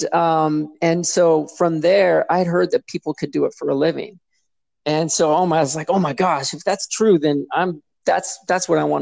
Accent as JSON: {"language": "English", "town": "Seattle", "region": "Washington", "country": "United States", "tie": "born or raised there", "said": "I grew up in Seattle or near Seattle"}